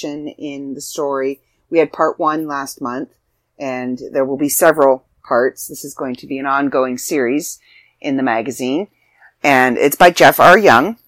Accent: Canada; as a Canadian

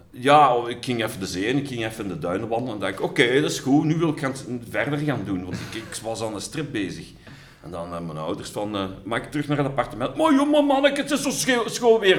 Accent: Sint-Truiden, Flanders, Belgium; ik ben geboren in Sint-Truiden in 1968.

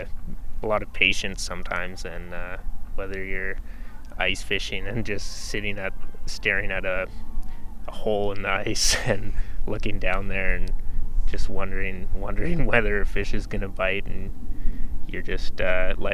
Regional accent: Mount Lorne, Yukon, Canada; moved away as an adult; now in Canmore, Canada; I grew up in Mount Lorne, outside of Whitehorse.

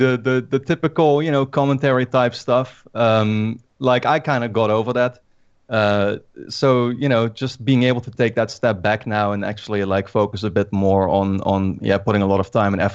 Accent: Netherlands; I'm from the Netherlands.

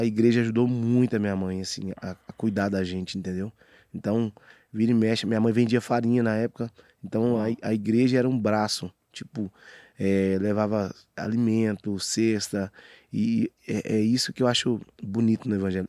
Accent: Aparecida de Goiânia, Goiás, Brazil; born or raised there; also born or lived in Arapoema, Tocantins

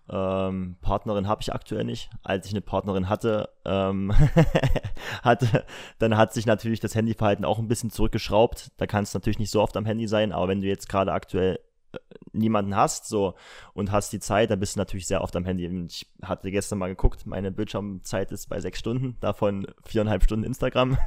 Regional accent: Halle, Saxony-Anhalt, Germany; ich komme aus Halle, bin 24 Jahre alt

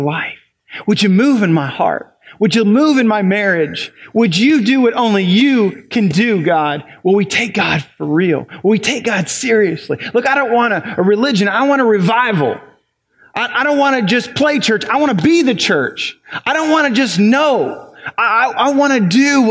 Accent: Ohio, United States; now in New Albany, United States; I'm from Ohio

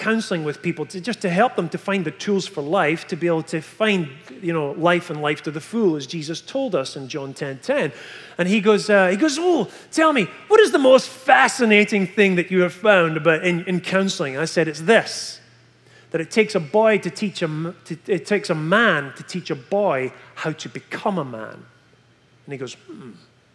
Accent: Scotland, United Kingdom; moved away as an adult; from Scotland

